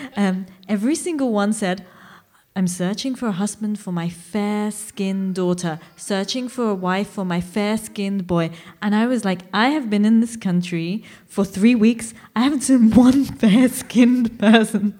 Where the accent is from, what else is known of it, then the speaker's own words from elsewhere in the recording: India; I come from India.